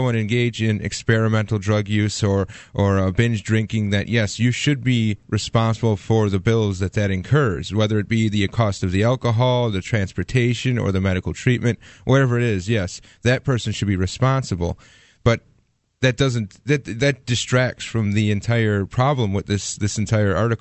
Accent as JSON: {"language": "English", "town": "Milwaukee", "region": "Wisconsin", "country": "United States", "tie": "born or raised there", "moved": "yes", "said": "where I grew up in Milwaukee, a suburb of Milwaukee"}